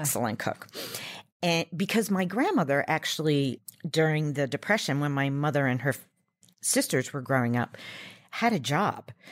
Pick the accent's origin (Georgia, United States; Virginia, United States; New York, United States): New York, United States; Long Island; I grew up on Long Island in New York